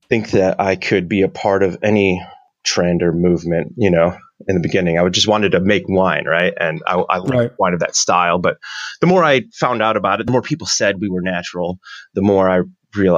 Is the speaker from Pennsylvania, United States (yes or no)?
no; Niagara, New York, United States; So we started a winery in Niagara because I'm from Niagara